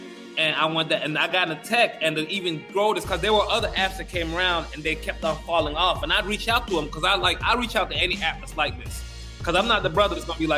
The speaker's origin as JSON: {"language": "English", "country": "Gambia", "tie": "born there", "also_born_or_lived": "Rio de Janeiro", "said": "You know, I was born in Gambia, West Africa. I lived in Rio de Janeiro for a year."}